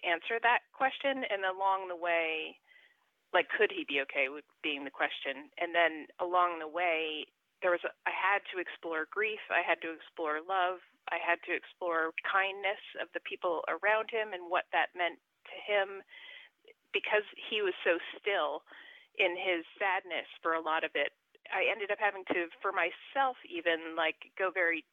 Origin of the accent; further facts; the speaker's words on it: New Jersey, United States; I'm from New Jersey